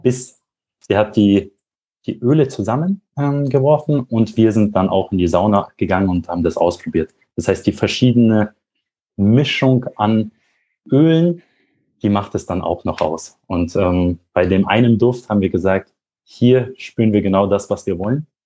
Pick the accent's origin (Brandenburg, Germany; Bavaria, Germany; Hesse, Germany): Bavaria, Germany; Regensburg; moved away as an adult; now in Munich, Germany; Ich komme ursprünglich aus Regensburg. Da bin ich aufgewachsen.